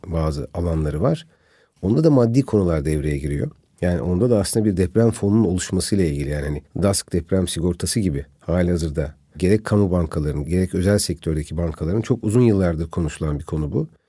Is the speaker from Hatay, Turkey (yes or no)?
yes; Antakya, Hatay, Turkey; ben tabii bölge insanıyım yani bir Antakyalıyım bir Hataylıyım.